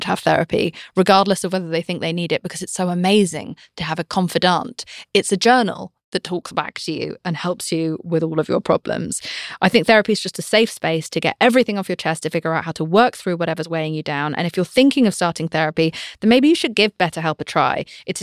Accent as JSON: {"language": "English", "country": "United Kingdom", "said": "I'm British."}